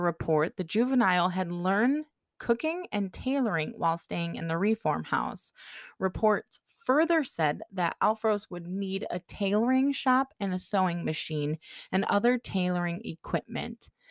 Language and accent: English; United States; accent: American; pardon my American accent